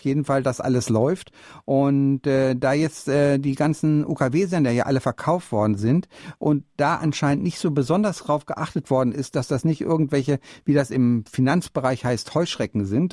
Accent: Bielefeld, North Rhine-Westphalia, Germany; now in Munich, Germany; ich komme aus Bielefeld

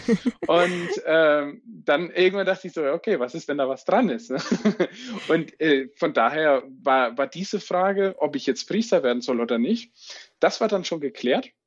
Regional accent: Franconia, Bavaria, Germany; ich bin Bistum Würzburg, gebürtiger Franke

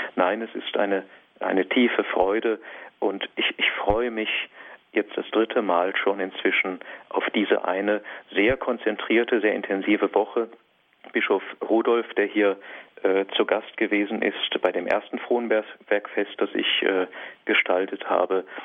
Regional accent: Diocese of Feldkirch, Vorarlberg, Austria; moved away as an adult; Ich bin ja ursprünglich aus der Diözese Feldkirch kommend

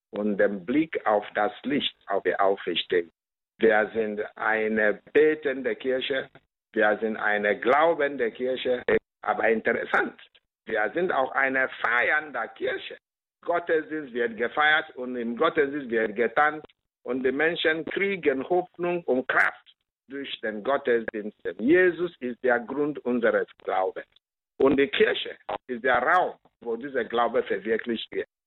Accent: Nigeria; Bei uns in Nigeria ist es die Einheit des Christen, was wir von den Aposteln empfangen haben. Wir haben viel verloren, viel Armut gibt es im Lande, viel Armut verbreitet, ein reiches Land, aber immerhin gibt es Armut.

